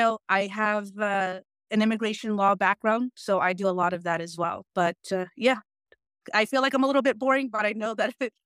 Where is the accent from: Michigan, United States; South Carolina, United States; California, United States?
California, United States; Long Beach; also born or lived in Peru; I've been to the U.S. since I was 7 months old, so I know a lot more of America, obviously, because this is where I was raised. I was raised in Long Beach. My mom and my dad, Peruvians, son peruanos